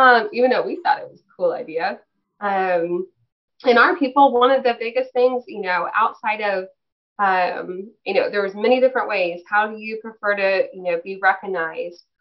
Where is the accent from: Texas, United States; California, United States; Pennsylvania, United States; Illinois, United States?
Texas, United States; we're from Texas